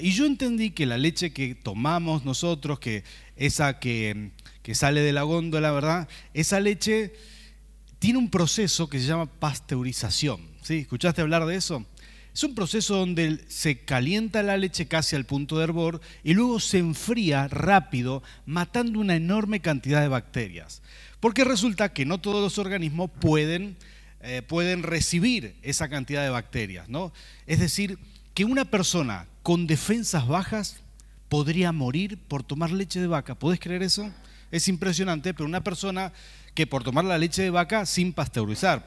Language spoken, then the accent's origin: Spanish; Rafaela, Santa Fe, Argentina; moved away as an adult; now in San Martín, Argentina; venimos de Santa Fe, ¿verdad? Lo hemos comentado muchas veces, de una ciudad que se llama Rafaela